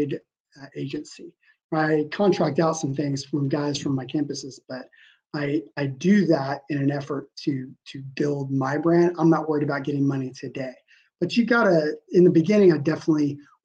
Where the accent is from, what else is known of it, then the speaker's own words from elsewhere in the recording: United States; my entire life of schooling, growing up in the States